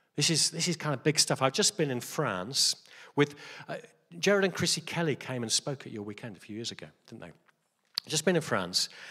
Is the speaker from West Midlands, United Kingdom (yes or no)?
yes; Stafford, West Midlands, United Kingdom; I'm just like from Stafford